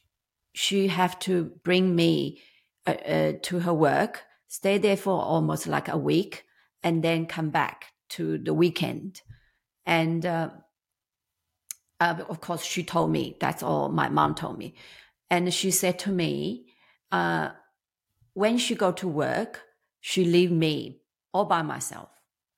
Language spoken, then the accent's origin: English; China; English is a second language; moved away as an adult; I'm 55 years old. I came from China when I was 24. Of course, it's not very easy back then when I came. I did study English as a second language, but I don't really speak much.